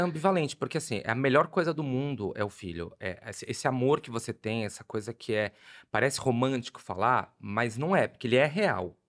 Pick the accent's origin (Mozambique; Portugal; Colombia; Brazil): Brazil; Guarulhos, São Paulo; moved away; Cresci em Guarulhos